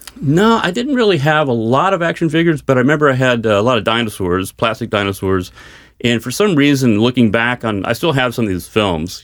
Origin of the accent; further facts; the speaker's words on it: Dallas, Texas, United States; I'm from Dallas